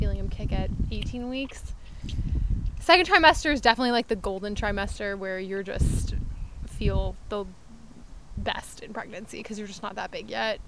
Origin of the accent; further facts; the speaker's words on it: Maryland, United States; now in Michigan, United States; I was from Maryland, and then I got them all to move here